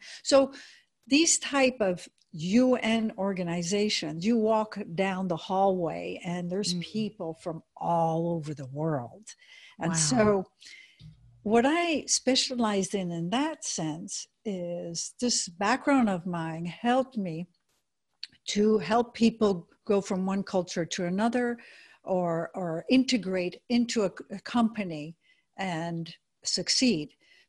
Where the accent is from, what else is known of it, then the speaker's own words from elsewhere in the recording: United States; also born or lived in Switzerland; First of all, I grew up in Europe. I'm American, but I also am Swiss.